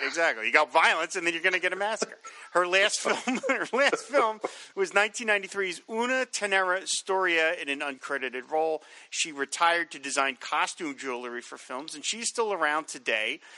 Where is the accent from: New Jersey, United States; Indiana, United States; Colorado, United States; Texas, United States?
New Jersey, United States; also born or lived in Philadelphia, Pennsylvania; We moved from Philadelphia to Southern Jersey